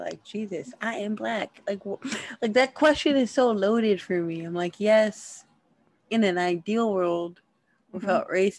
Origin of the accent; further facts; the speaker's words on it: Indianapolis, Indiana, United States; now in New York City, United States; So I'm from Indianapolis, and I was born in 1992.